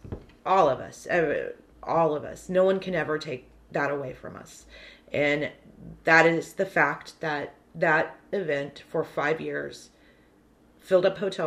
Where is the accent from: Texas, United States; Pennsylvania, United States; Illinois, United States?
Texas, United States; Corpus Christi; I'm from Corpus Christi.